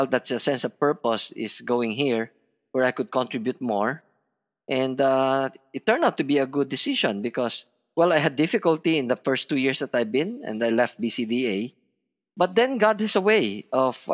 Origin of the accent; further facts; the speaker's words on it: Batangas, Calabarzon, Philippines; I'm a Filipino. I feel that this is my home